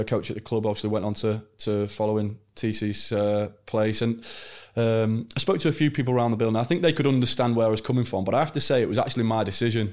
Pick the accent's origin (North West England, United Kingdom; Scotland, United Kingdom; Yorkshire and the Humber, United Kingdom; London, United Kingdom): North West England, United Kingdom; Chester; I signed for the club as an eleven-year-old, uh, growing up in Chester